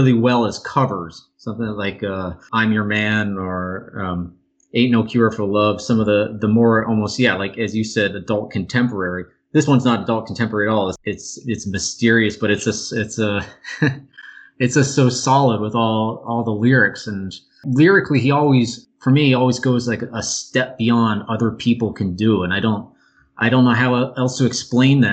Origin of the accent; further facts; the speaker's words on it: New York, United States; moved away; also born or lived in Mexico City; I'm from New York originally